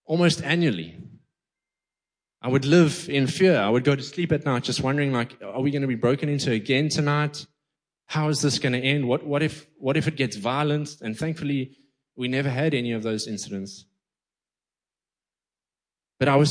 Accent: East London, Eastern Cape, South Africa; I grew up in the Quigney through the 80s, 90s, and 2000s

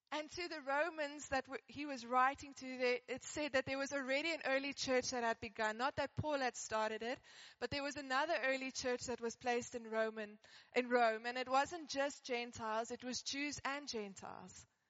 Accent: Johannesburg, Gauteng, South Africa; I grew up in Johannesburg

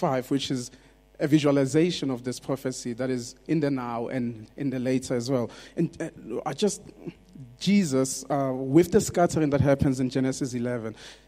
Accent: South Africa; English is a second language; I grew up in South Africa

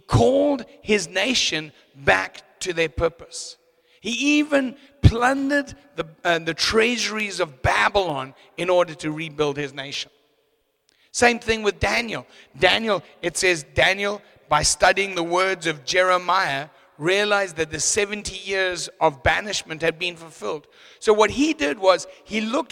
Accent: Zimbabwe; moved away as an adult; now in South Africa; I'm actually an import. I come from Zimbabwe. I was born in Zim

